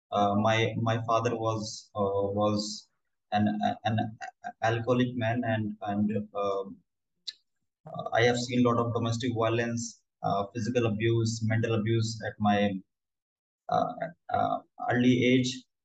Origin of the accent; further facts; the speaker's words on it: New Delhi, Delhi, India; I'm from New Delhi, India. And uh, I'm 26 years old.